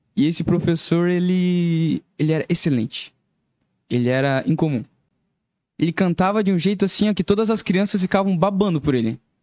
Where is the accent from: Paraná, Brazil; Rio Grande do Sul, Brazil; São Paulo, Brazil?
Paraná, Brazil; Curitiba; also born or lived in Joinville; eu nasci em Joinville e fui morar em Curitiba